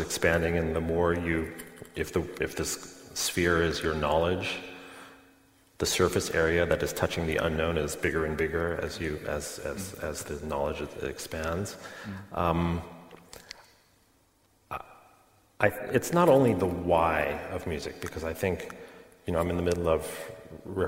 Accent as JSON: {"language": "English", "region": "New York", "country": "United States", "tie": "born or raised there", "said": "I grew up in New York around this orchestra"}